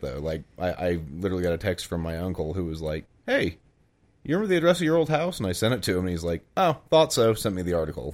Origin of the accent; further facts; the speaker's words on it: Lamar, Missouri, United States; also born or lived in Jasper; I lived in a house in, in Lamar, which was kind of my hometown. I split my time between Lamar and Jasper